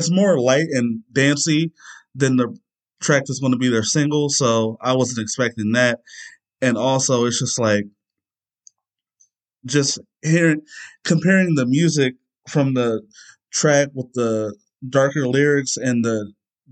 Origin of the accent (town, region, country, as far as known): near Cuyahoga Falls, Ohio, United States; born or raised there